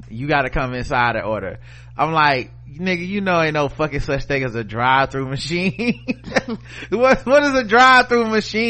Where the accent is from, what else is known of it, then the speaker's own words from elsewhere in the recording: New York City, New York, United States; I'm from New York, and most people here do not know American chattel slavery began in New York City as part of the Dutch slave trade in the 1600s.